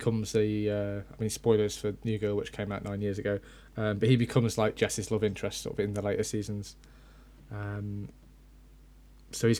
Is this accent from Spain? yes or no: no; United Kingdom; we're British